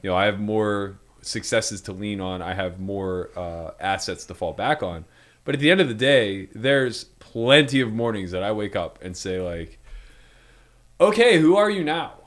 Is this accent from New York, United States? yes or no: no; Pittsburgh, Pennsylvania, United States; moved away; the best Yinzer to ever live